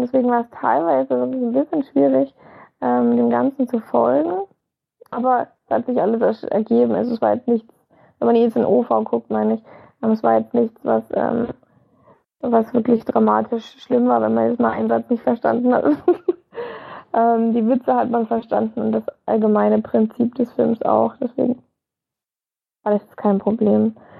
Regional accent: Germany; bei uns in Deutschland

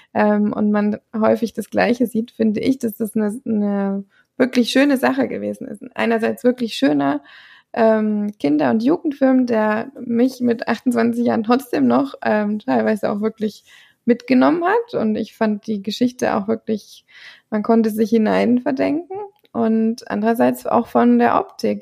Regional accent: Thuringia, Germany; ich komme eben aus Thüringen tatsächlich, ähm, oder wir kommen aus Thüringen

